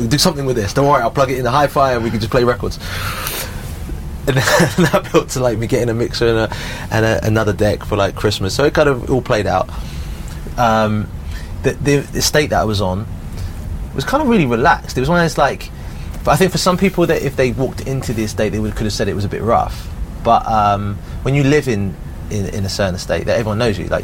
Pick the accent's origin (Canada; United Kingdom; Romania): United Kingdom; Southampton, South East England; I've got really like fond memories of growing up in Southampton